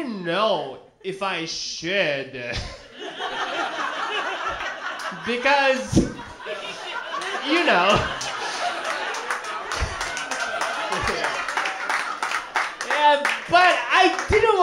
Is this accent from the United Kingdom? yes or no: no; Japan; English is a second language; now in United States; I came all the way from Japan